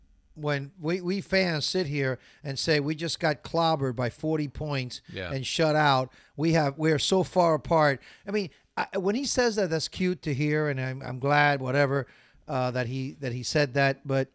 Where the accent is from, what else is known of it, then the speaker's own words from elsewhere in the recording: Miami, Florida, United States; moved away; Well, when I grew up in Miami, there was no iguanas, man.